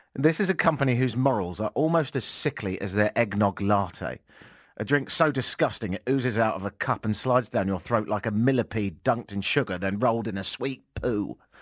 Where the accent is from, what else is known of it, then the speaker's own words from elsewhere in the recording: England, United Kingdom; moved away; I'm English